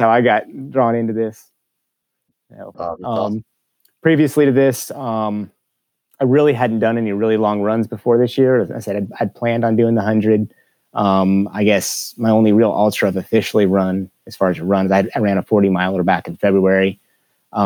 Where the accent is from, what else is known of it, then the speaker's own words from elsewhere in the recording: California, United States; moved away; I grew up in California on the edge of the Sierras